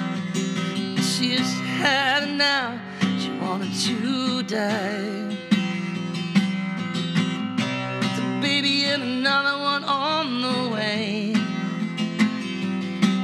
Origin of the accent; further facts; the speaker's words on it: Minnetonka, Minnesota, United States; also born or lived in Shakopee, Minnesota; I was born in Shakopee, Minnesota, but went to high school in Minnetonka.